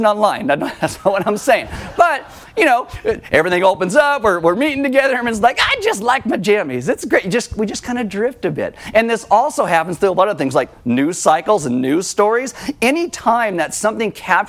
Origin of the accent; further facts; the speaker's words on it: Santa Maria, California, United States; I was born here